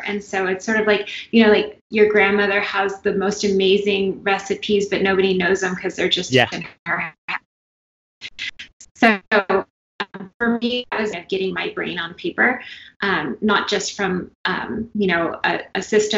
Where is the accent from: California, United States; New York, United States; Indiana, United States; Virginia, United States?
California, United States; moved away; I'm from California